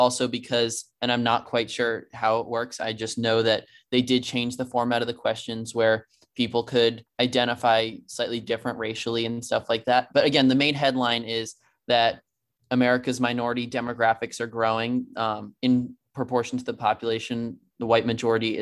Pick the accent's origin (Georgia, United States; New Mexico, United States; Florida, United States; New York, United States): Georgia, United States; my home state of Georgia